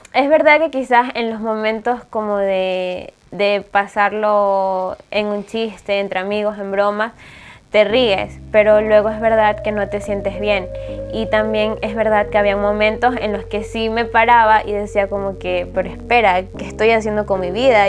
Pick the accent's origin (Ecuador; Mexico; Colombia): Ecuador; moved away as an adult; now in Spain; soy de Ecuador, tengo 21 años